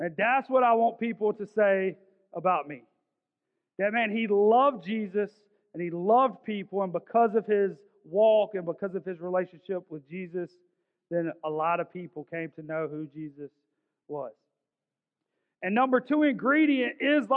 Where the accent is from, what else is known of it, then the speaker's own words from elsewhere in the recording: Augusta, Georgia, United States; I grew up in South Augusta